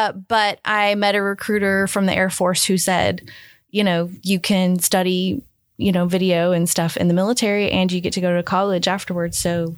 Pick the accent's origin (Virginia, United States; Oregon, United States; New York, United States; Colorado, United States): Oregon, United States; Port Orford; I am from Port Orford, Oregon. So it's a tiny town of about 1,000 people on the southern Oregon coast, about an hour north of California. And it's like a little fishing town. And I grew up there.